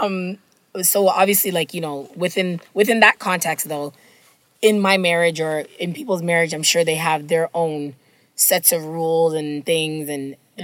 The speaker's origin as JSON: {"language": "English", "country": "Jamaica", "said": "I'll say this as a Jamaican person"}